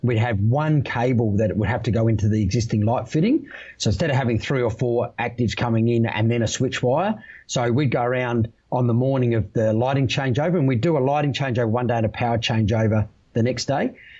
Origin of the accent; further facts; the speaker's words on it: South Australia, Australia; I came across the Nullarbor from your home state, mate, back to my home state. Yeah. Uh, Perth to Adelaide